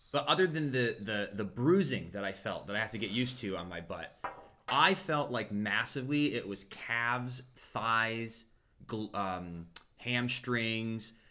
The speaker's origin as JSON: {"language": "English", "town": "Champions Gate", "region": "Florida", "country": "United States", "said": "anytime you tell people from Tampa, like, well, we're from Champions Gate, they're like, oh, the that's where all the traffic starts because it's so centralized"}